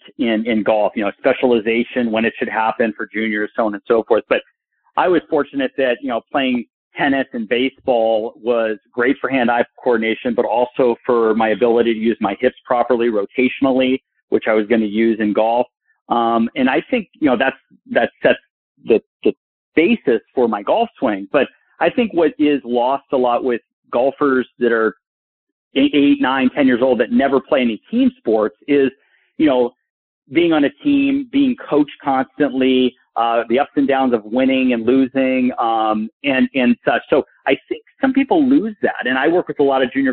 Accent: Burbank, California, United States; I grew up in Burbank, California

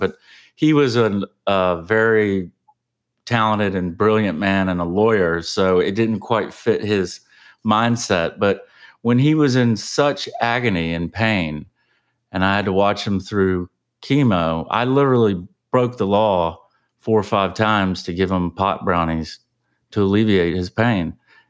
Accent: Savannah, Georgia, United States; now in Austin, United States; So basically, where I'm from Savannah, Georgia, originally. That's where I grew up

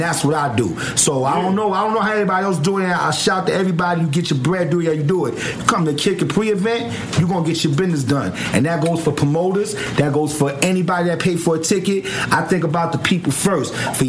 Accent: New York, United States; I love New York. I'm from New York, but I don't like how New York is moving a little bit

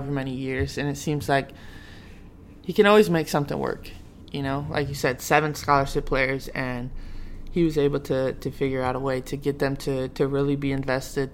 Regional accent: Syracuse, New York, United States; I'm from Syracuse

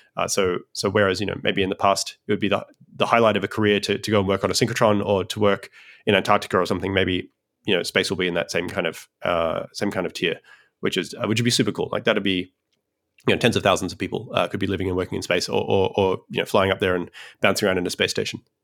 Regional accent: Australia; now in United States; I'm a Australian originally who migrated to the United States

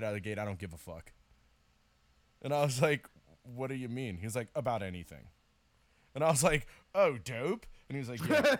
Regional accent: the South, United States; I'm from the South

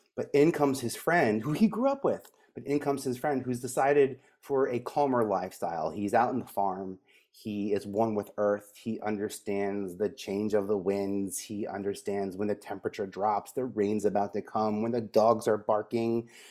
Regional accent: New York City, New York, United States; I grew up in Staten Island

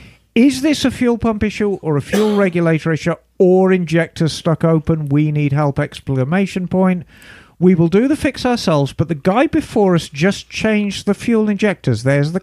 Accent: Buffalo, New York, United States; And I'm from Buffalo, New York.

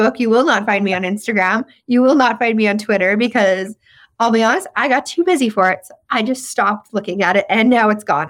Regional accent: Saskatchewan, Canada; accent: Saskatchewan slang; moved away; I'm from Saskatchewan, and especially you give me a whiskey or two, that Saskatchewan f, slang is really gonna start coming out in my vernacular, even though I've been gone for

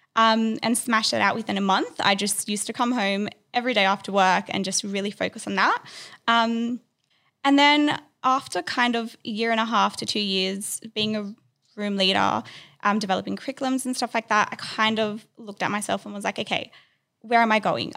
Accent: Sydney, New South Wales, Australia; I grew up in Sydney, um, was born here

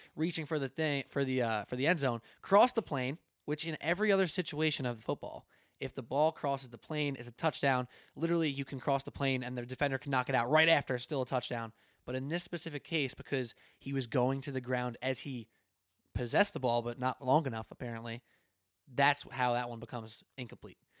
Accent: New York, United States; I was from New York

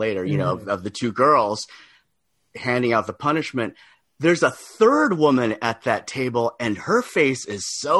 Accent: Laguna Beach, California, United States; I grew up in Laguna Beach, was not, you know, it's not the projects, but we were Filipinos in Laguna Beach.

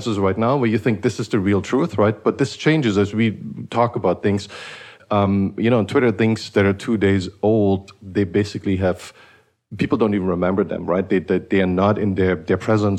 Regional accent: Eastern Germany, East Germany, Germany; I grew up in Eastern Germany

